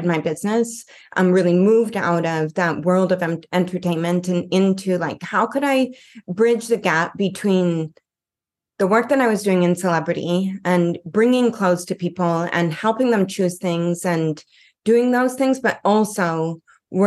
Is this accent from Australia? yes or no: no; Canada; moved away as an adult; now in Los Angeles, United States; I'm here in Los Angeles and I'm originally from Canada